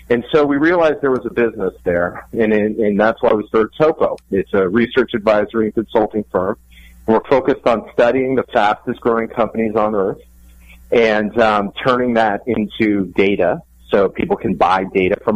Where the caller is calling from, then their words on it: Diamond Head, Hawaii, United States; I am calling in from Diamond Head on Oahu